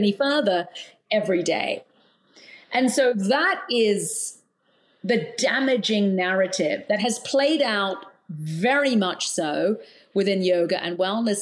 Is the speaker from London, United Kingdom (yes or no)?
yes; London, United Kingdom; moved away as an adult; also born or lived in Australia / New Zealand; now in United States; I was born in London. I've lived in Australia and New Zealand, but I've spent most of my life in the UK